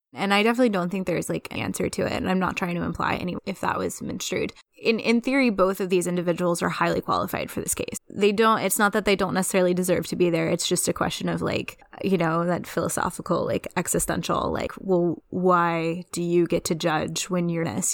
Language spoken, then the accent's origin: English; Louisiana, United States; I'm from Louisiana